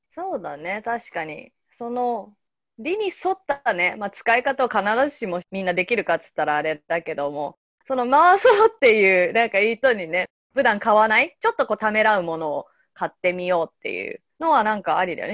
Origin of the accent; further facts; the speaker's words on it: Yokohama, Kanagawa, Japan; 私横浜出身なんだけど